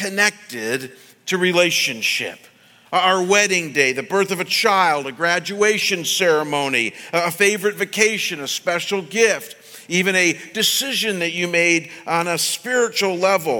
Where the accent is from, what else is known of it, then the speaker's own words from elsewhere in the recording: Midwest, United States; the world I grew up in the Midwest